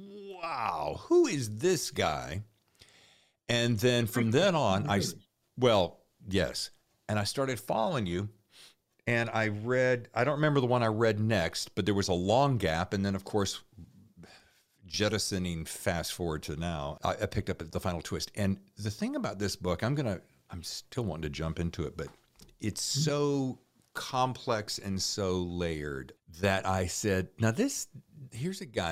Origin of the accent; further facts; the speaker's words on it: Winston-Salem, North Carolina, United States; moved away; I was born in Winston-Salem.